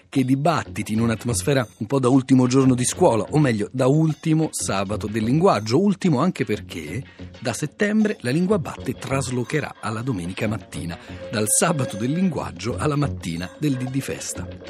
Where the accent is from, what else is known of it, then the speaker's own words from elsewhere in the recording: Rome, Lazio, Italy; accent: romanesco; la mia pronuncia romanesca